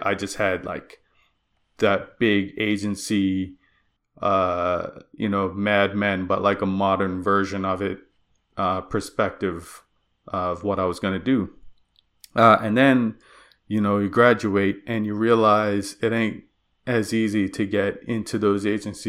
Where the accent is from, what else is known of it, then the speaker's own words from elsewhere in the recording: Bermuda; moved away as an adult; now in Nova Scotia, Canada; So I came to Nova Scotia from Bermuda. I grew up and was raised there.